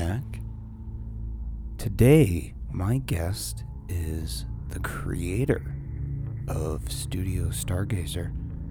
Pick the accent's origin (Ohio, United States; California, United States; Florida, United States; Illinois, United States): California, United States; San Diego; I'm 35, and I'm from San Diego, and I'm an artist slash producer.